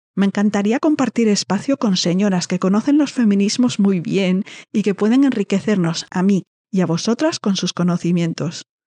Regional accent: Spain; accent: Peninsular Spanish (with distinción, 'full of z's'); mi voz mi acento lleno de zetas

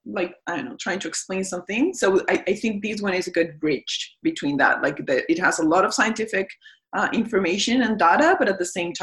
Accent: Mexico; now in Canada; I'm from Mexico

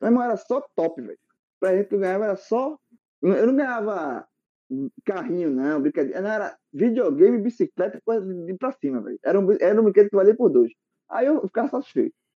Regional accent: Barbacena, Minas Gerais, Brazil; quando eu era pequeno, uma criança, quando eu era pequeno lá em Barbacena

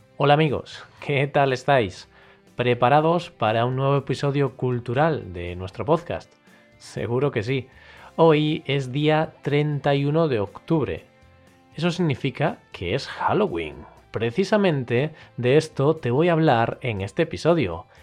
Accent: Galicia, Spain; yo soy del norte, yo soy de Galicia, así que aquí, en mi región

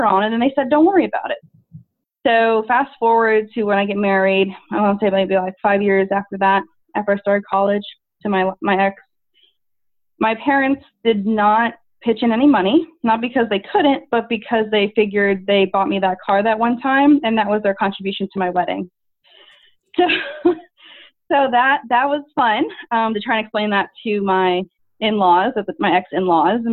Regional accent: Tampa, Florida, United States; also born or lived in Orlando; I moved out and went to from Tampa area to Orlando. So it wasn't too far away, but just far enough away where I didn't live at home

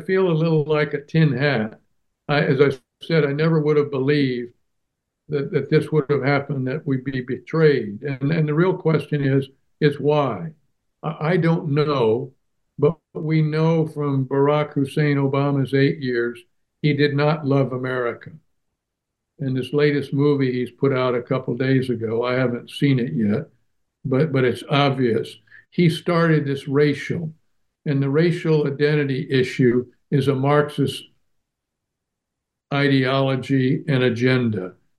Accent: Germany; Now, I grew up in Germany after World War II.

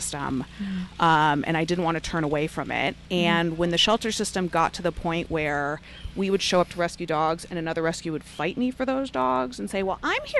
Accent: San Diego, California, United States; growing up in San Diego, I grew up partying in TJ

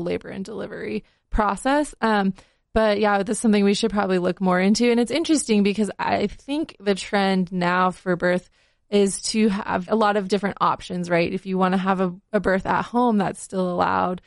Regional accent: Salt Lake City, Utah, United States; I was born in a hospital here in Salt Lake

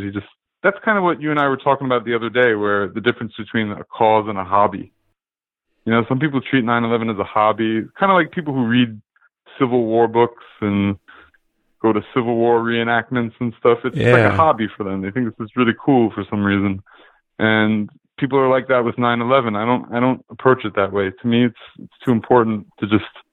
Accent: New York, United States; I'm from New York, born and raised, I actually wasn't living here at the time of 9/11

